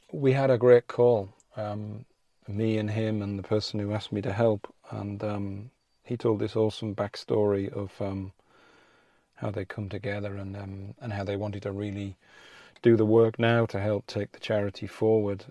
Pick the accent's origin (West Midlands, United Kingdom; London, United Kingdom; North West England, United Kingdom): West Midlands, United Kingdom; Rugby; I'm outside the vaccine center, um, in my hometown of rugby